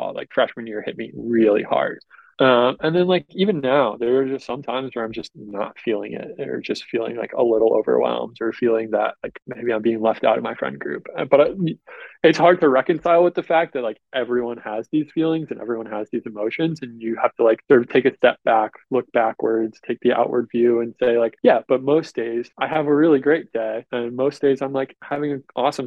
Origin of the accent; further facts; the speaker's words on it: Long Island, New York, United States; moved away as an adult; now in Ann Arbor, United States; I'm from Long Island. So about an hour outside of New York City